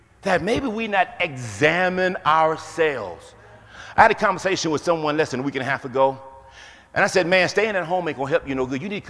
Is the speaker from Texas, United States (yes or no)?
yes; Houston, Texas, United States; I grew up in Houston, Texas